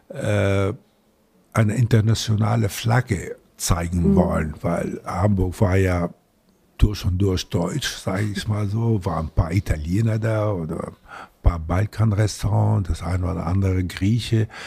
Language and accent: German; Latakia, Latakia Governorate, Syria; now in Germany; immer nur davon geträumt, als ich die Seefahrer in meiner Heimatstadt äh, Latakia äh, in der also gesehen habe, wenn sie einkaufen taten